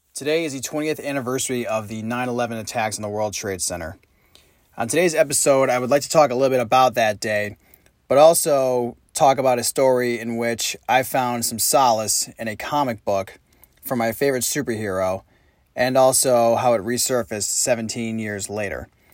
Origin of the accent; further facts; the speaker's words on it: Saratoga Springs, New York, United States; my hometown of Saratoga Springs, New York